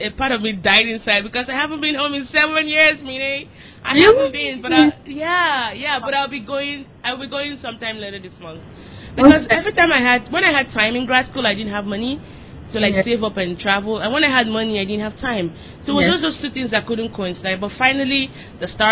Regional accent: Lagos, Nigeria; moved away; I'm from Lagos. I'm from Lagos. It's like the most populous city in Nigeria.

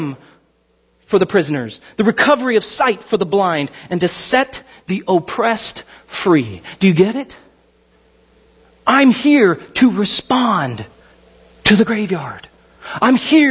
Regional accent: Pasadena, California, United States; I was born in Huntington Hospital. It was pretty nice. Pasadena.

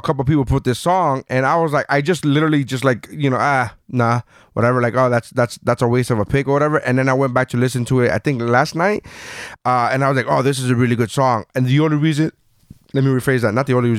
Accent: Miami, Florida, United States; also born or lived in Nicaragua; I was born in Nicaragua, but I came here when I was 3 years old. I'm still from Miami. I still claim Miami

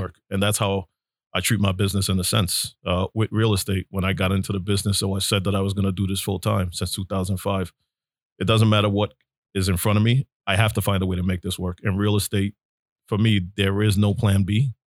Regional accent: New York City, New York, United States; me growing up in Brooklyn

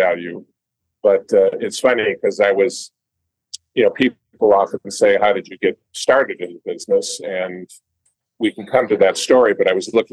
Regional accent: St. Louis Park, Minnesota, United States; I was raised in St. Louis Park

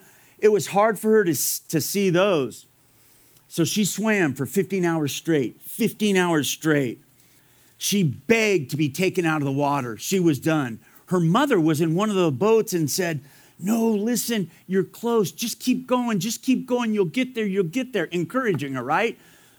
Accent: Fullerton, California, United States; I grew up in Fullerton, California. It's about 15 minutes away from Anaheim.

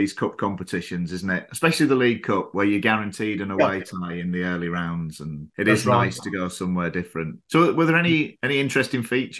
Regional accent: Kendal, North West England, United Kingdom; now in Thailand; my hometown

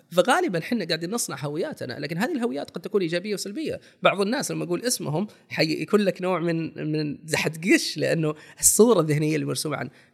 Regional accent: Saudi Arabia

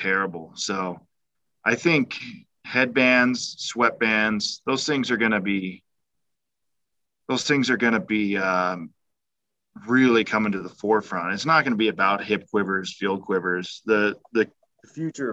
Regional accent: United States; I'm an American.

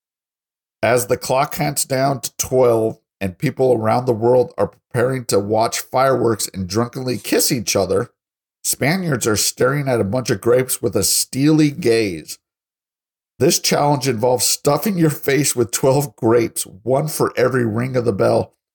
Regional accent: Colorado Springs, Colorado, United States; now in Texas, United States; I'm from Colorado Springs

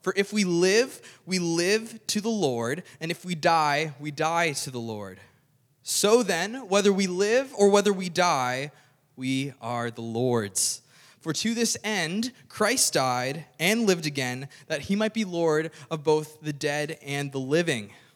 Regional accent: Cape Breton, Nova Scotia, Canada; I grew up in Cape Breton

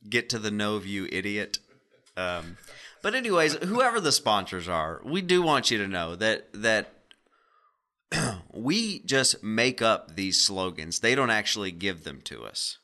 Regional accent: Arkansas, United States; We're all from Arkansas

